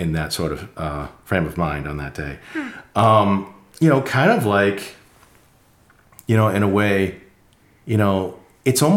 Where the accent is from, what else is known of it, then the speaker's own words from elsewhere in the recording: Massachusetts, United States; now in North Carolina, United States; I grew up in Massachusetts